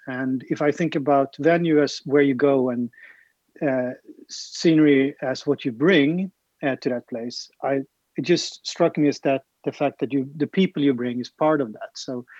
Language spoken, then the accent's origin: English; Sweden; I'm from Sweden